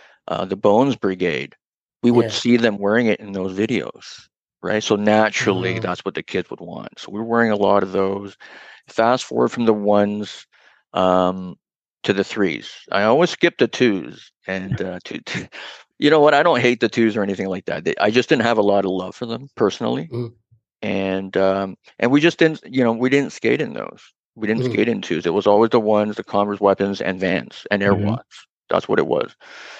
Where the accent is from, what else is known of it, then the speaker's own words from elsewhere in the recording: Toronto, Ontario, Canada; I grew up downtown. I grew up in Chinatown, and then I moved to Little Italy